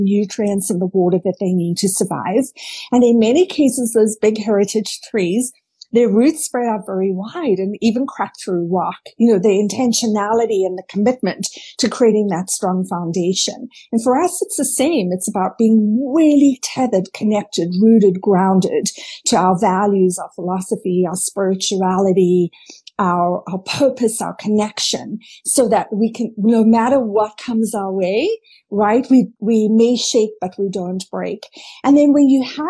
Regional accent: South Africa; I grew up in South Africa

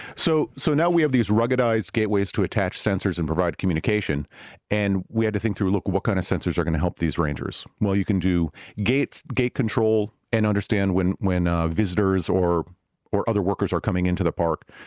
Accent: Silicon Valley, California, United States; I'm from Silicon Valley

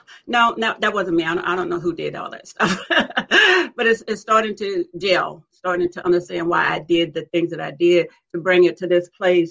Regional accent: South Alabama, United States; I grew up in South Alabama, and we grew up in community, which was segregated

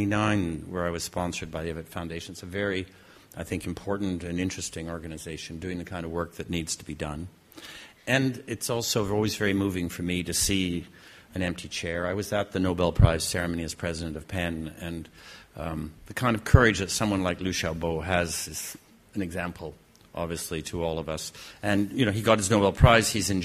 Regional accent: Canada; I have to say that as a Canadian, and we don't often get a chance to say anything like

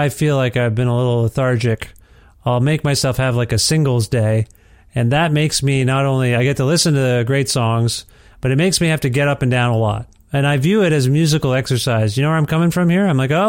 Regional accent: Ontario, Canada; moved away as an adult; I'm from Ontario, and that's where I lived until we moved here a couple of years ago

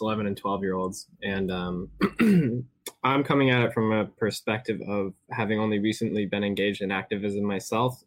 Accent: New Haven, Connecticut, United States; I'm from New Haven, Connecticut

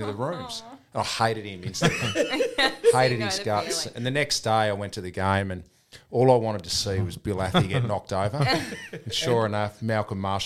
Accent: Tasmania, Australia; moved away; we grew up in Tassie. Dad moved to Tassie after he finished playing for Richmond. Right. So we grew up there

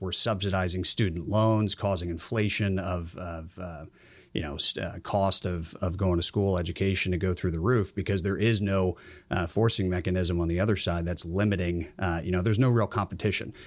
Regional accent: Georgia, United States; moved away as an adult; I grew up in Georgia, uh, played high school football down there for a powerhouse

